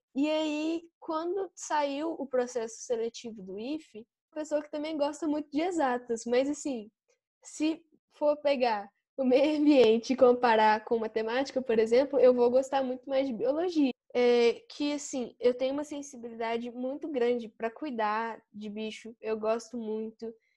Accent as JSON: {"language": "Portuguese", "town": "São João del-Rei", "region": "Minas Gerais", "country": "Brazil", "said": "Eu sou de São João do Rei e eu estudo no Instituto Federal Sudeste de Minas."}